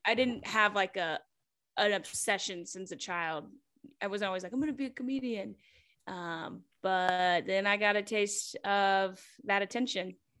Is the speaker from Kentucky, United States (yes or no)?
yes; Kentucky, United States; moved away as an adult; now in Atlanta, United States; I'm from Kentucky